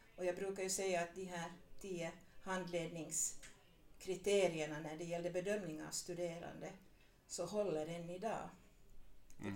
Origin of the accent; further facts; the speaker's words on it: Vaasa, Ostrobothnia, Finland; also born or lived in Purmo, near Jakobstad; now in Smedsby, Finland; jag är uppvuxen i Gammalvasa